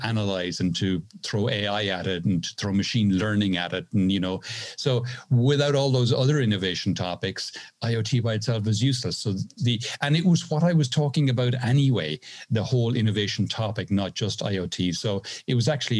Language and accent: English; Ireland; now in Seville, Spain; I am originally Irish, now living in the south of Spain, just outside Seville